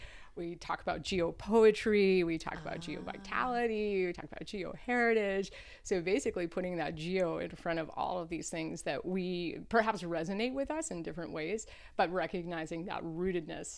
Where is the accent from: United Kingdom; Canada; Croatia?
Canada; Nova Scotia; moved away; I grew up on the East Coast of Canada